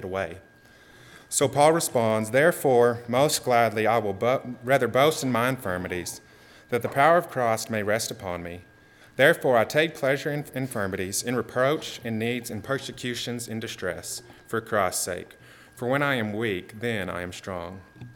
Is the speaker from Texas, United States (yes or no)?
yes; Texas, United States; as a Texan or an American